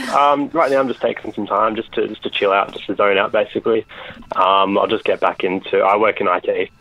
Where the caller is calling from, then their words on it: Sydney, New South Wales, Australia; I'm calling from Sydney, Australia.